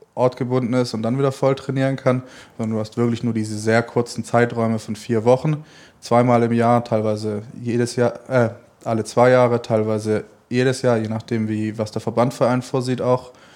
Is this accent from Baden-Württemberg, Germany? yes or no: yes; Stuttgart, Baden-Württemberg, Germany; moved away as an adult; now in Cologne, Germany; Stuttgart wird immer meine Heimat bleiben